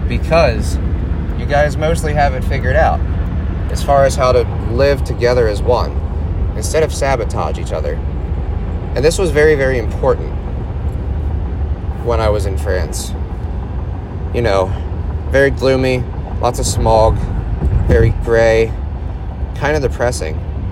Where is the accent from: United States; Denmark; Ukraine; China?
United States